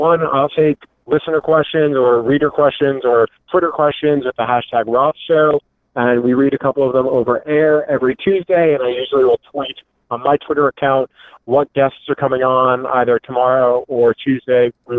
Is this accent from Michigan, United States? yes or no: no; New York, United States; that I didn't know being a New Yorker.